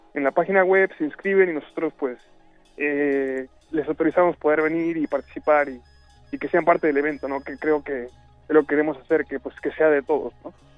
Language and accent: Spanish; Mexico; moved away; yo soy de México